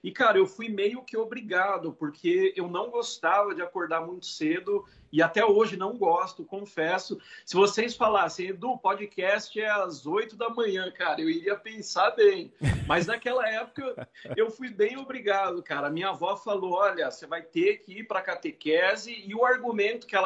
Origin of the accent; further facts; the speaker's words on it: Marília, São Paulo, Brazil; E eu vim da cidade de Marília, interior de São Paulo, e, cara, só tinha um conservatório e era muito caro na época.